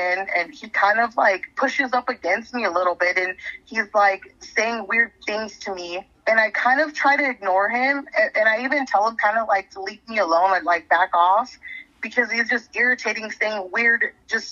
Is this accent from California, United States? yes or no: yes; San Pedro, California, United States; we are both from San Pedro. We know everybody there.